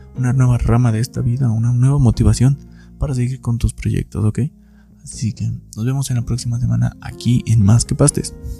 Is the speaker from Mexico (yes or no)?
yes; Hidalgo, Mexico; soy de Hidalgo